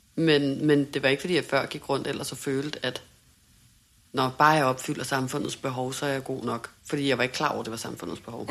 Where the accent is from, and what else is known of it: Denmark; moved away as an adult; now in Hamburg, Germany